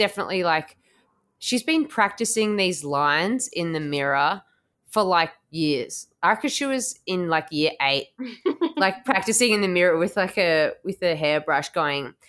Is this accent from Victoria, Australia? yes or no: yes; Melbourne, Victoria, Australia; I'm from Melbourne. It's too big